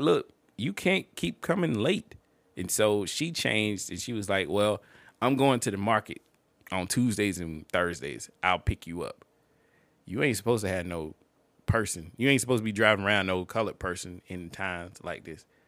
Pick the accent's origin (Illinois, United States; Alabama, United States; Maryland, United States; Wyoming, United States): Alabama, United States; Montgomery; I grew up in Montgomery.